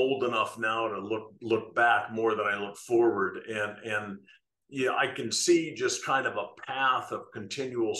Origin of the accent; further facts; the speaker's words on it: United States; I'm American